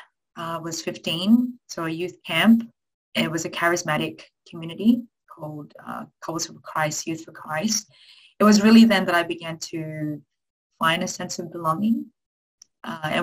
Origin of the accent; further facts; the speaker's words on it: Sydney, New South Wales, Australia; also born or lived in Philippines; I grew up in Western Sydney. My parents are from the Philippines, and when I was one, they made a decision to make their way to this wonderful country.